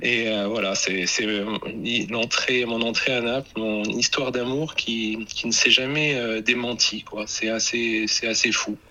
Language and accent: French; Normandy, France; moi je viens de Normandie, je suis un homme de la pluie